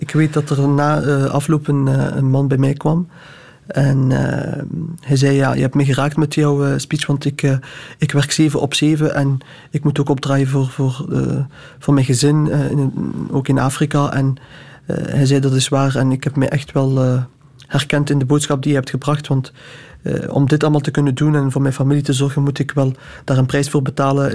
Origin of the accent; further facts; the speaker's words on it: Flanders, Belgium; Ik heb Marokkaanse roots en ik ben daar ook trots op. Ik ben hier geboren als Vlaming